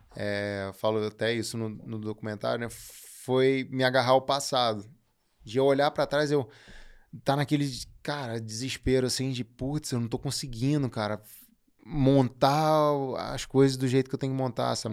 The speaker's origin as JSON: {"language": "Portuguese", "country": "Brazil"}